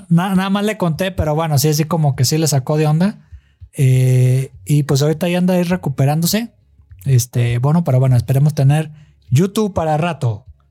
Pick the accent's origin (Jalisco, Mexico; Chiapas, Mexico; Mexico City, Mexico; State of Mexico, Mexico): Jalisco, Mexico; Guadalajara; son de mi tierra, de Guadalajara